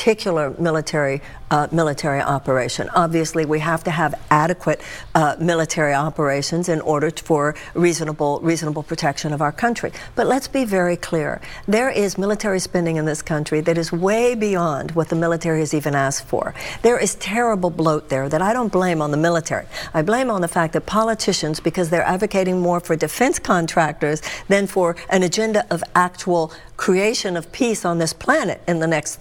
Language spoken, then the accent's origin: English; Texas, United States; also born or lived in California / New York / Michigan; now in Des Moines, United States; I was born and raised in Texas